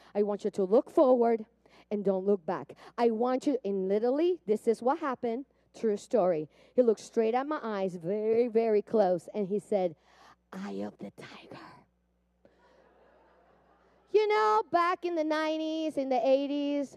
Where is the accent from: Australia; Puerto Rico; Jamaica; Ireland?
Puerto Rico; moved away; I grew up in Puerto Rico. I don't know if you hear the accent.